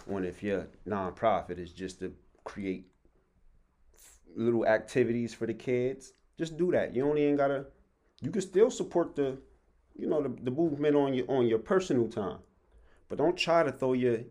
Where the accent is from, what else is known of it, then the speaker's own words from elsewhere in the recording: Harrisburg, Pennsylvania, United States; I'm from Harrisburg, PA, 717